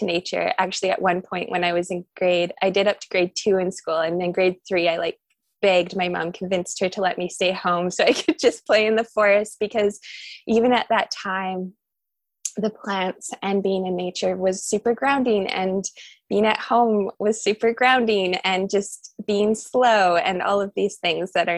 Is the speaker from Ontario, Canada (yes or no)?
no; Nelson, British Columbia, Canada; I grew up in Nelson, BC, which is where I am now.